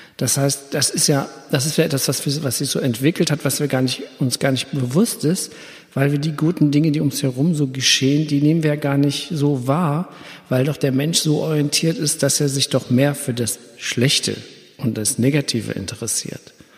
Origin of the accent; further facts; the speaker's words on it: Germany; ich bin, wohne ja hier am Rhein, ich bin auch am Rhein groß geworden